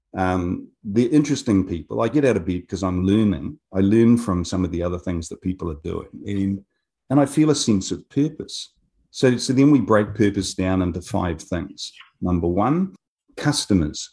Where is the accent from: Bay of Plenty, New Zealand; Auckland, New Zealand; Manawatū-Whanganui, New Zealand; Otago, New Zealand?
Otago, New Zealand; Wingatui; moved away as an adult; now in Japan; I was a country boy. I grew up in Wingatuie, south of Dunedin